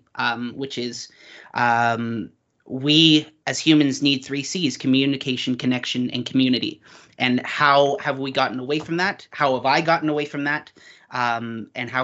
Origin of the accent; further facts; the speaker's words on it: Uxbridge, Ontario, Canada; I grew up in Uxbridge, Ontario, Canada, which is a very small town